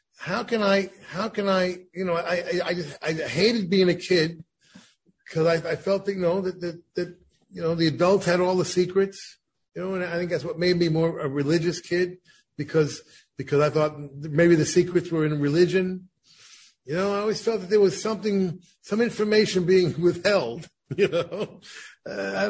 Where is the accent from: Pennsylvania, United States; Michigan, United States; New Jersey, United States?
New Jersey, United States; growing up in New Jersey